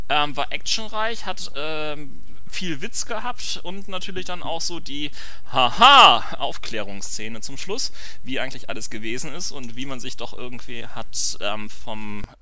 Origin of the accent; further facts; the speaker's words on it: Hamburg, Germany; was ähm, natürlich für mich als äh, Hamburger ein großer Genuss war, denn das ist wirklich eine Hommage an Hamburg schlechthin